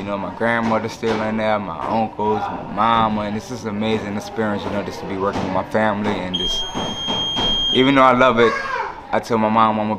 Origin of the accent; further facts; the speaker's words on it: New Orleans, Louisiana, United States; I'm from New Orleans, Louisiana.